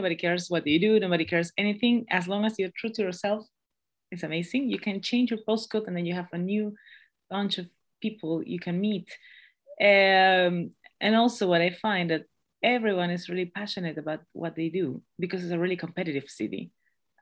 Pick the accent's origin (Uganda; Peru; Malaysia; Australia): Peru; first language Spanish; English is a second language; moved away as an adult; now in London, United Kingdom; I'm sorry for my accent if it's too thick. I'm from Peru, that's why. So my mother tongue is Spanish